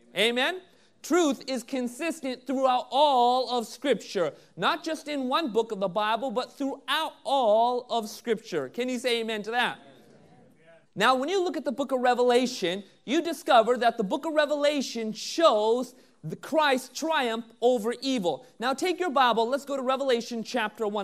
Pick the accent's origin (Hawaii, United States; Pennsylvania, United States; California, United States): California, United States; Southern; growing up in Southern California